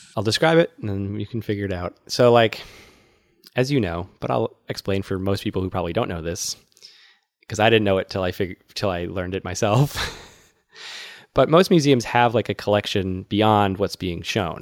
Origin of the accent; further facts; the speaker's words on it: Worcester, Massachusetts, United States; That's my hometown